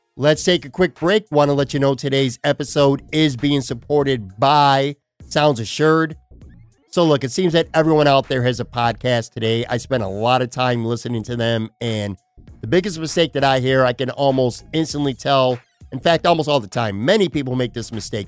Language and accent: English; Buffalo, New York, United States; now in Florida, United States; I'm from Buffalo. I'm a New York guy.